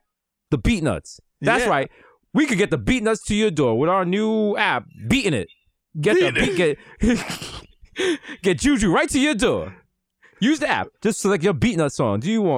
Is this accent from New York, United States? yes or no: yes; New York, United States; we're from New York.